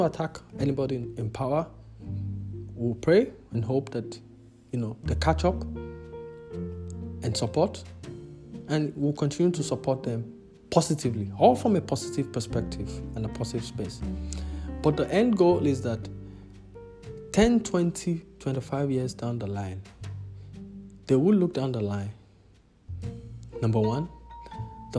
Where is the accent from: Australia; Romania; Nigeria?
Nigeria; also born or lived in multiple countries in Africa; now in South Africa; as an African, as a Nigerian, who has lived across multiple countries in Africa, currently residing in South Africa.